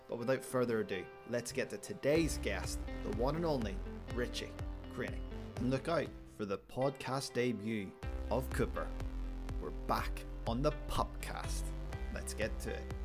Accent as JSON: {"language": "English", "town": "Belfast", "region": "Northern Ireland", "country": "United Kingdom", "said": "I'm from Belfast"}